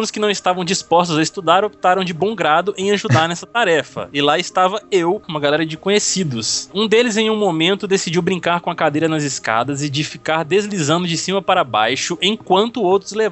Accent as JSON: {"language": "Portuguese", "region": "São Paulo", "country": "Brazil", "said": "Eu sou de Sampa ZN, ou seja, Zona Norte, né?"}